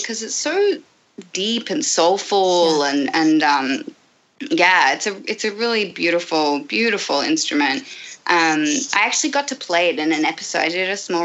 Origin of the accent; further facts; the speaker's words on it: Australia; moved away; I'm from Australia.